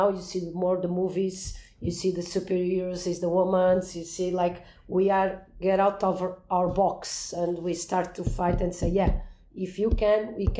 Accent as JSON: {"language": "English", "country": "Portugal", "also_born_or_lived": "Cascais", "said": "I'm 41 years old. I'm from Portugal."}